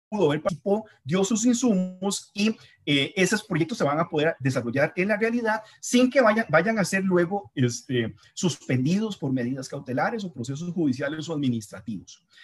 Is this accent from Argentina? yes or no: no; Costa Rica